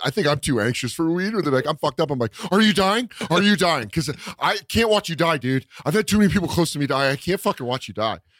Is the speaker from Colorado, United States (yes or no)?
yes; Aurora, Colorado, United States; I grew up in Aurora, Colorado